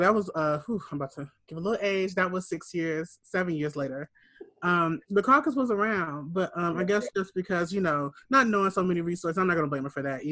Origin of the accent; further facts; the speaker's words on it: Gary, Indiana, United States; me being from Gary, Indiana